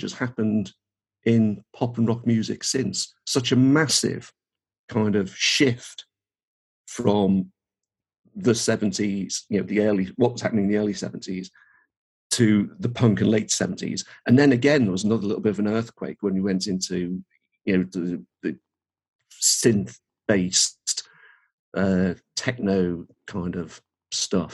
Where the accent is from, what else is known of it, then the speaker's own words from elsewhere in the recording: Birkenhead, North West England, United Kingdom; moved away as an adult; also born or lived in Norwich; I was brought up in Birkenhead, which is near Liverpool